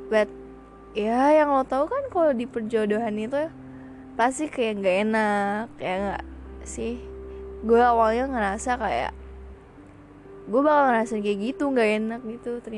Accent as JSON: {"language": "Indonesian", "town": "Padang", "region": "West Sumatra", "country": "Indonesia", "said": "padahal gue orang Padang"}